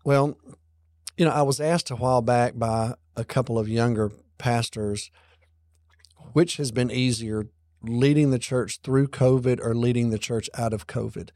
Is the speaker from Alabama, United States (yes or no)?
yes; Alabama, United States; moved away; our church that I grew up in back in Alabama